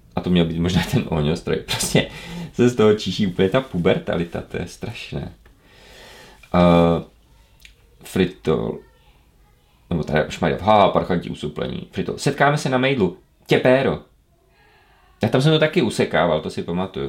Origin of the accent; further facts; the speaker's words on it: Ostrava, Moravian-Silesian Region, Czechia; u nás v Ostravě Petřkovicích